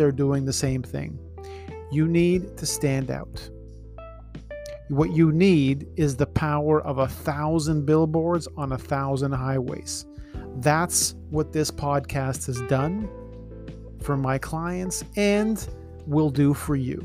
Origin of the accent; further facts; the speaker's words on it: Toronto, Ontario, Canada; I was born in Scarborough, living in the Danforth